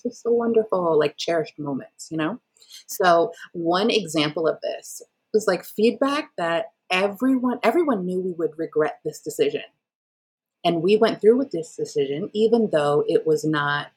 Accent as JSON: {"language": "English", "town": "Atlanta", "region": "Georgia", "country": "United States", "also_born_or_lived": "Jamaica", "said": "we're from Atlanta. It's hot here"}